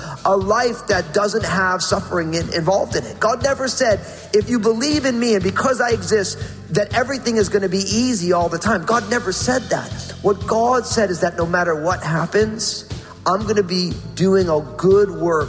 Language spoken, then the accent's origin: English; New Jersey, United States; I went to Rutgers University in my home state of New Jersey